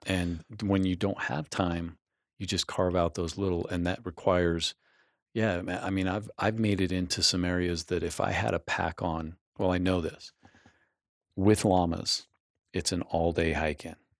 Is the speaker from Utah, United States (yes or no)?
yes; Utah, United States; growing up in Utah in the eighties